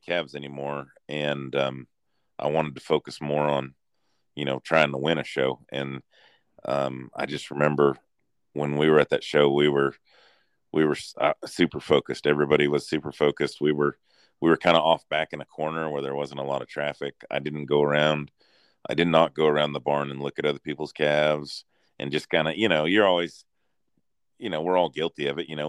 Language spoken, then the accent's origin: English; North Central Kansas, United States; moved away as an adult; now in Texas, United States; I'm from North Central Kansas. I grew up in between Kevin Jensen and Mid-Continent Farms